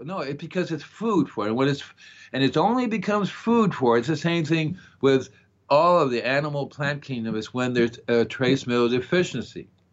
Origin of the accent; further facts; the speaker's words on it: Florida, United States; I'm from Florida